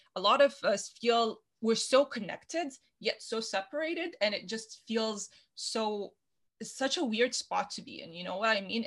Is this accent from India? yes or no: no; Canada; a Canadian woman in STEM